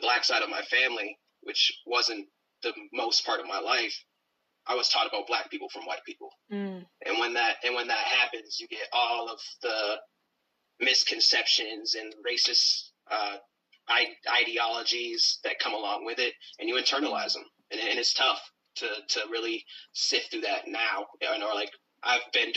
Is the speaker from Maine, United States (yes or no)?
yes; Brewer, Maine, United States; In Brewer, where I grew up in Brewer, Maine, we were the only black family, really.